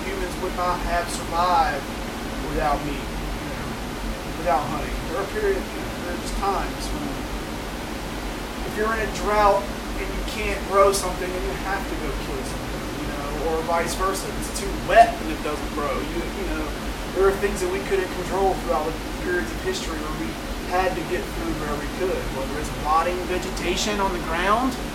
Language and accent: English; Alabama, United States; I'm out from Alabama